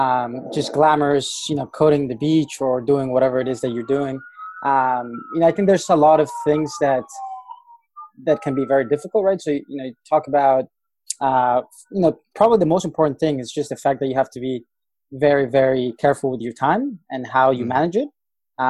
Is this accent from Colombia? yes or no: yes; Colombia; I'm from Colombia, so I have that going for me, right? It helps a lot to have somebody that's local.